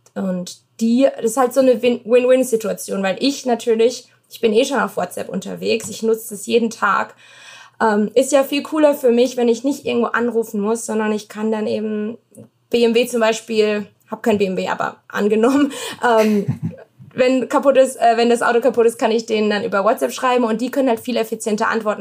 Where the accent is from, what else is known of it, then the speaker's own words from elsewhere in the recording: Baden-Württemberg, Germany; now in United States; Also ich komme aus Baden-Württemberg, da bin ich in 30 Minuten in Frankreich